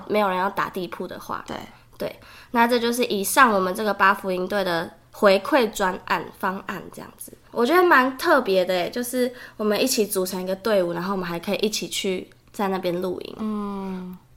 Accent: Germany; now in Taiwan; 然后我是德国人

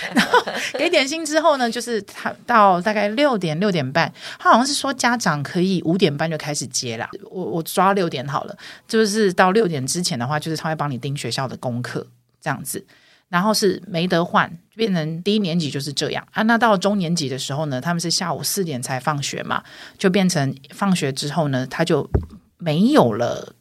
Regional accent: Taiwan; 我们两个不是天龙国长大的孩子

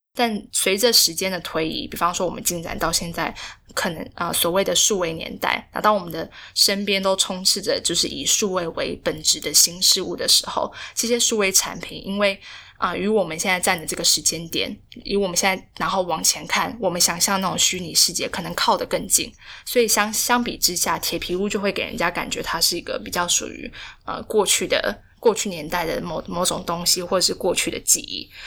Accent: Taiwan; 我们台湾人

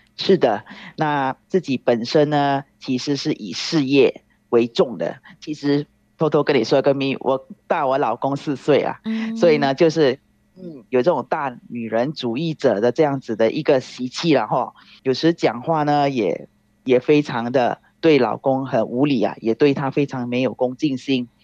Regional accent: Singapore; 我是来自新加坡的

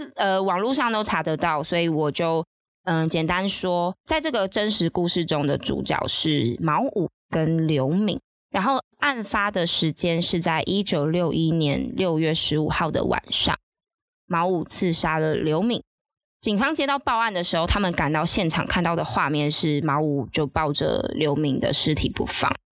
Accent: Taiwan; 其实从外省第二代开始吧，我们真的就是土生土长的台湾人啊。呃，我的爷爷奶奶是从中国过来的

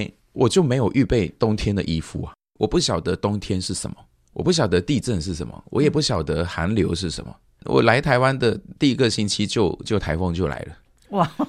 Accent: Malaysia; 他们听到我是从马来西亚来的，诶，外国，你是外国人哦

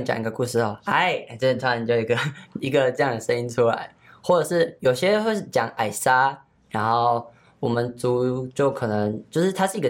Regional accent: Nantou County, Taiwan; 我是赛德克族的，我来自南投

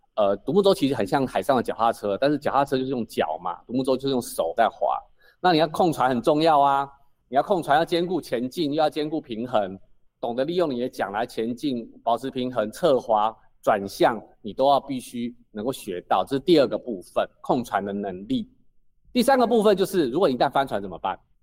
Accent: Taipei, Taiwan; moved away as an adult; now in Penghu, Taiwan; 我其实是土生土长的台北人，我读完大学之前都在台北

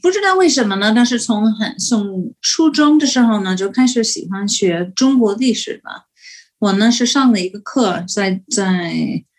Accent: United States; Chinese is a second language; moved away as an adult; also born or lived in Beijing, China / Guangzhou, China; 所以我们美国人去呢，

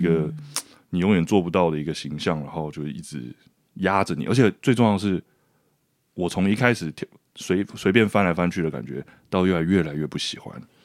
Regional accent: Garden New City, Xindian, New Taipei, Taiwan; 我是出生在山上的花园新城

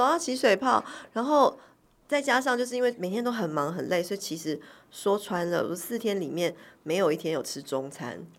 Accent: Taiwan; 我们台桥，我们台湾人举办的游行

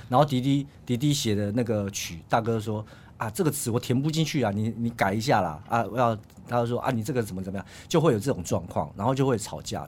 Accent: Yilan County, Taiwan; 我们宜兰人

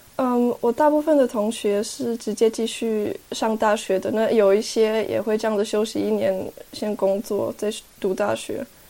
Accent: Bern, Switzerland; 我是在这里出生长大的，我会讲瑞士德语

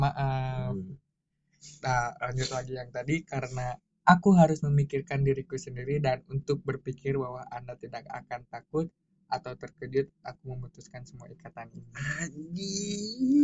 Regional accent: Bandung, West Java, Indonesia; gua besar di hmm. Bandung

